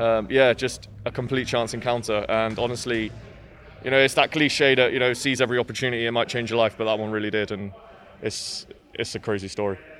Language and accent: English; Swindon, South West England, United Kingdom; I'm from Swindon, so it's quite a long way up, up to Manchester